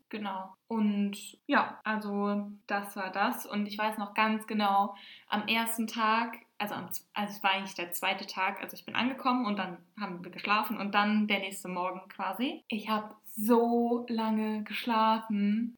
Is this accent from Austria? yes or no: no; Germany; bei uns in Deutschland